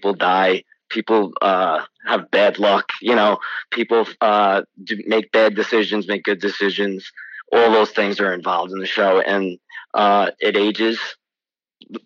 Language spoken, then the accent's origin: English; Wantagh, New York, United States; now in Massapequa, United States; I'm from Wantagh, actually, originally, and live in Massapequa now